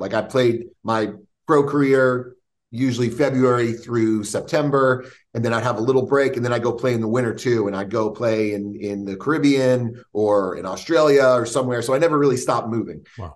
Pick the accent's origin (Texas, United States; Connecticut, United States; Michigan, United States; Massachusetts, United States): Connecticut, United States; Stamford; now in Florida, United States; I grew up outside New York City, uh, about 40 minutes outside the city in Stamford, Connecticut